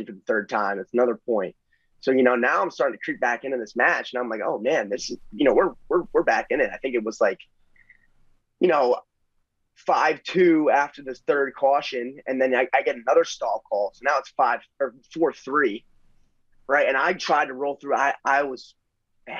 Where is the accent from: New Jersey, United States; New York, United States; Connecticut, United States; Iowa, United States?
New Jersey, United States; we're both born and bred in North Jersey